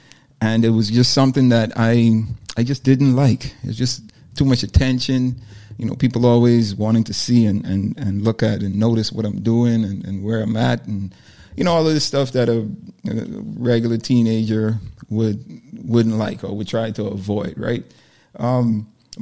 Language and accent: English; Nassau, New Providence, Bahamas; I'm born and raised in Nassau, Bahamas.